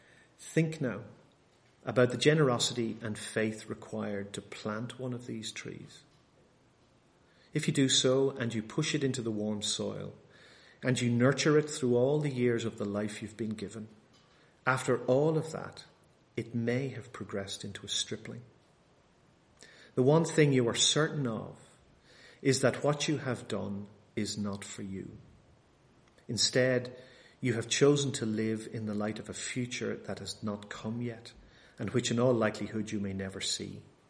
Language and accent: English; Bangor, Northern Ireland, United Kingdom; now in United States; But strange enough, we actually have some of them in my hometown back in Bangor in Northern Ireland.